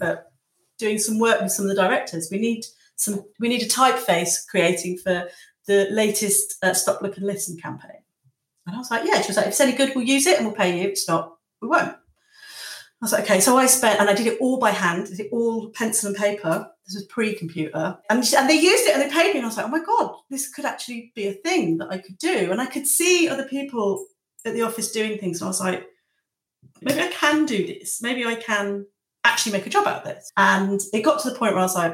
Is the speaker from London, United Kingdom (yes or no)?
no; Lincolnshire, East Midlands, United Kingdom; now in Margate, United Kingdom; I'm from Lincolnshire, and I'm from very close to the Nottinghamshire border.